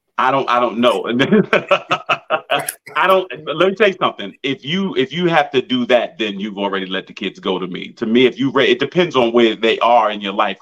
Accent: Massapequa, New York, United States; I grew up in Massapequa, Long Island

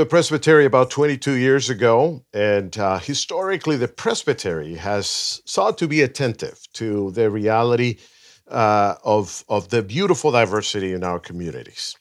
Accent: Venezuela; now in Los Angeles, United States; I was born in Venezuela, um, but I have lived most of my life here in L A.

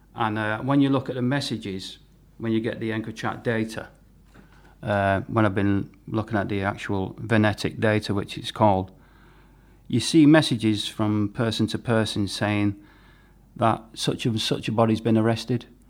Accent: St Helens, North West England, United Kingdom; my hometown in Merseyside in Saint Helens

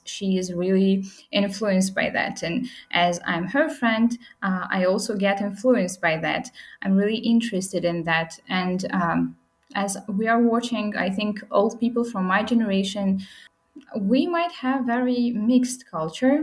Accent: Khorog, Gorno-Badakhshan, Tajikistan; now in Dushanbe, Tajikistan; I'm from Pamirs

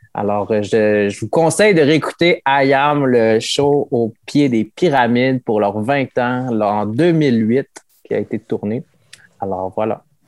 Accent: Quebec, Canada; also born or lived in Mexico; je suis euh, une personne qui a été adoptée par une famille québécoise et mon pays d'origine est le Mexique

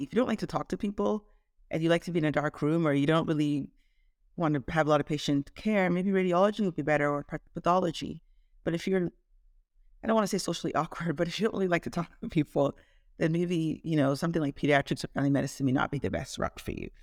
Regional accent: Toronto, Ontario, Canada; moved away as an adult; also born or lived in Nigeria / Caribbean / Shreveport, Louisiana; now in Dallas-Fort Worth, United States; I was born in Nigeria, um, grew up in Toronto, Canada

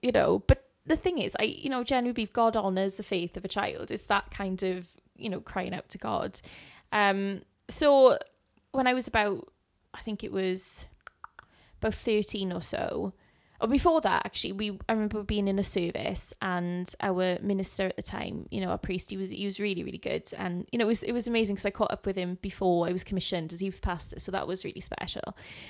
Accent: Wales, United Kingdom; I was brought up in church in Wales, and I just remember loving Christ.

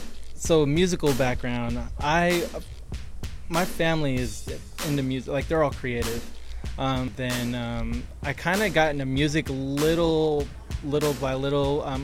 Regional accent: San Diego, California, United States; also born or lived in Palm Springs; I'm originally from San Diego, but my dad's in the military, so we relocated to Palm Springs.

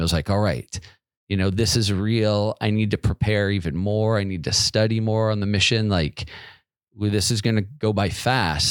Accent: Federal Way, Washington, United States; also born or lived in Seattle, Washington; I grew up in a town called Federal Way, which is like fifteen miles south of Seattle

